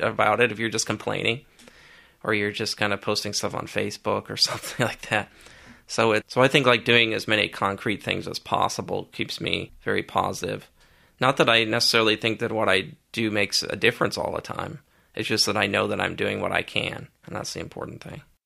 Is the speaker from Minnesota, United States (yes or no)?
yes; Stillwater, Minnesota, United States; now in Eau Claire, United States; growing up in Stillwater, where the neighborhood I lived in was built around the eighteen seventies and eighteen eighties